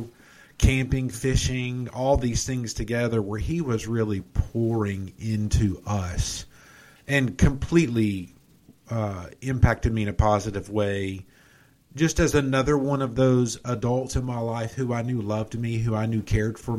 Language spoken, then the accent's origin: English; Atlanta, Georgia, United States; I grew up in South Atlanta